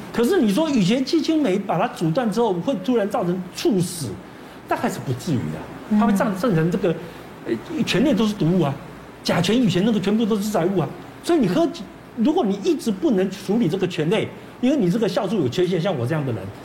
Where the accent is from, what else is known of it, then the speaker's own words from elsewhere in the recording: Taiwan; 我们台湾人很聪明嘛，我们吃香肠都上面给你串一个什么，大蒜